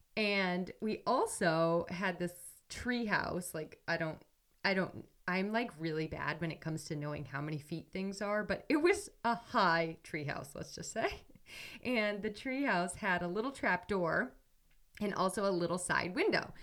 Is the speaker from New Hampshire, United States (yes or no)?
yes; New Hampshire, United States; moved away as an adult; also born or lived in Ohio; I'm from New Hampshire, and I went to school in Ohio.